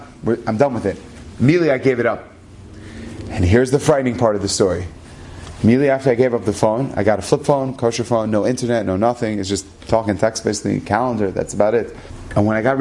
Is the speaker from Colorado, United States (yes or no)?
yes; Denver, Colorado, United States; I'm an American. I grew up in Denver, Colorado